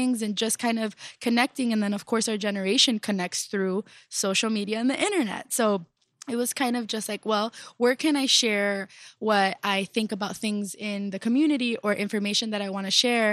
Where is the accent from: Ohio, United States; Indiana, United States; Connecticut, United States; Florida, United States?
Florida, United States; Miami; I'm originally from Little Havana